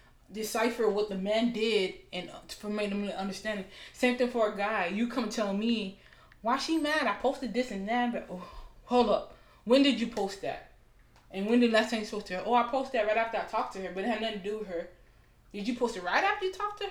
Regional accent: Miami, Florida, United States; I'm from Miami

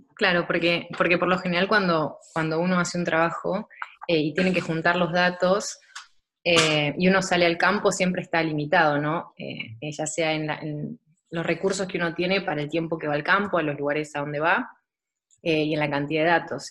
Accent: Buenos Aires, Argentina; moved away as an adult; now in Germany; soy de Buenos Aires

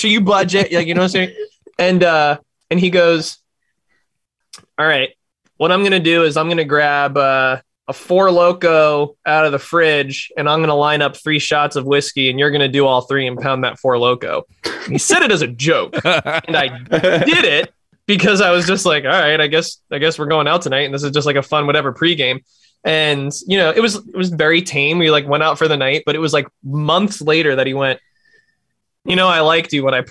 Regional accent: Florida, United States; I grew up in Florida

